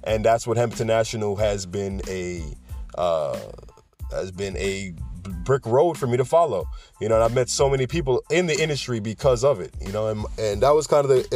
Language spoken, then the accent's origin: English; New York City, New York, United States; where I'm from the Bronx, all right? I'm from New York City